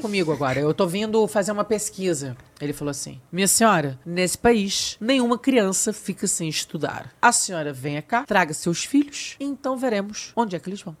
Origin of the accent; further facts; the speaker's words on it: Brazil; accent: Brazilian; moved away as an adult; now in Portugal; sou brasileira